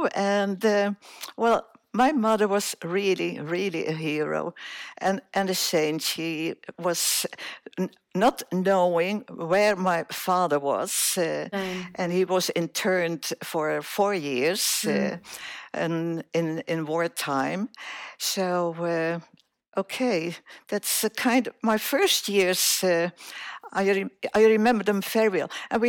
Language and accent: English; Surabaya, East Java, Indonesia; Well, I was born in Indonesia